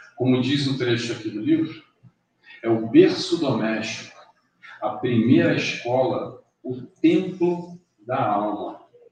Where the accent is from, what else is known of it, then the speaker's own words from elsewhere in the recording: Rio de Janeiro, Brazil; now in Madeira, Portugal; Eu nasci, passei minha infância a cinco quilômetros daqui, no Grajaú